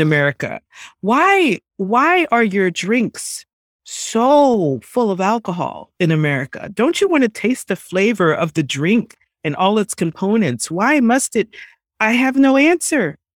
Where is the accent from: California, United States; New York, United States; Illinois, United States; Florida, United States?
New York, United States; I grew up in New York, and it, it is a melting pot